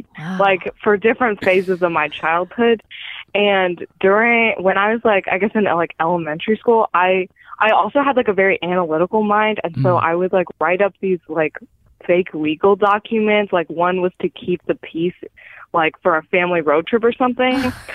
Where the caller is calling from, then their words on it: Bay Area, California, United States; And I'm calling from the Bay Area in California.